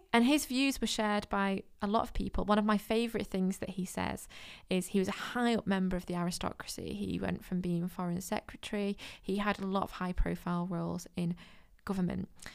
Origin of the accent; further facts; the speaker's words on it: Manchester, North West England, United Kingdom; I'm from Manchester